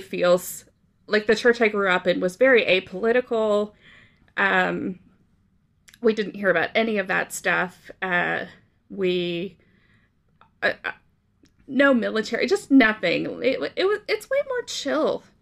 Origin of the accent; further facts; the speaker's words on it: Canada; moved away as an adult; also born or lived in Oklahoma / Brazil; I grew up in, uh, Canada